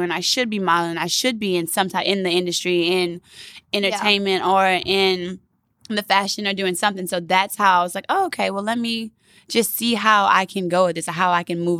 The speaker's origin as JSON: {"language": "English", "town": "Baton Rouge", "region": "Louisiana", "country": "United States", "moved": "yes", "said": "Yeah, I'm from Baton Rouge, Rouge Louisiana. Okay. The youngest of five girls"}